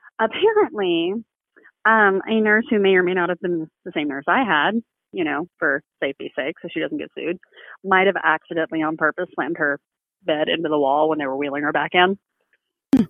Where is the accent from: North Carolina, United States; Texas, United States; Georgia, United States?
Texas, United States; I am from Texas